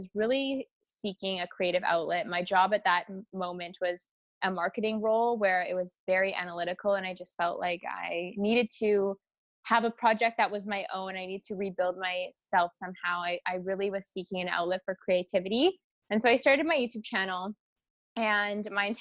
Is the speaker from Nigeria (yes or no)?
no; Vancouver Island, British Columbia, Canada; moved away as an adult; also born or lived in Toronto / Rome, Italy; Originally, I'm actually from Vancouver Island as well